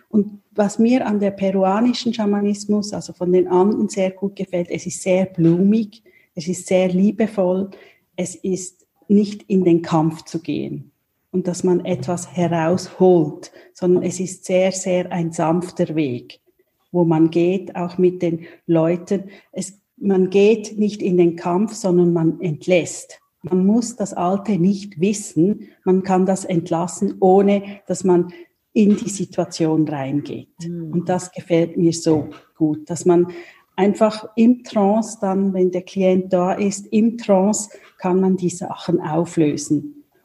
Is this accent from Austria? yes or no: no; Switzerland; ich komme aus der Schweiz, also in der Nähe von Basel wohne ich mit meiner Familie